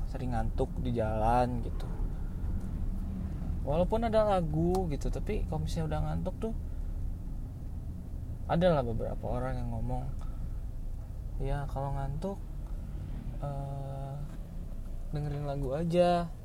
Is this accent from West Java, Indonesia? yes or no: yes; West Java, Indonesia; gue ini adalah orang Sunda sebenarnya nggak sebenarnya sih pasti orang Sunda